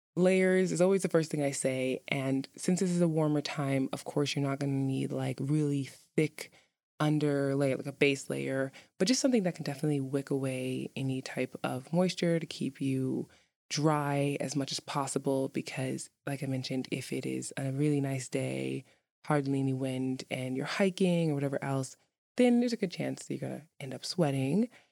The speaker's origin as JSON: {"language": "English", "town": "New York City", "region": "New York", "country": "United States", "moved": "yes", "lives_now": "Iceland", "said": "I'm from New York City"}